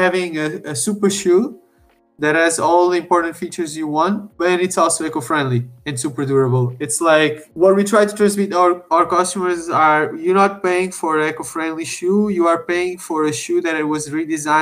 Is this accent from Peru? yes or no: no; Portugal; I'm originally from Portugal as well.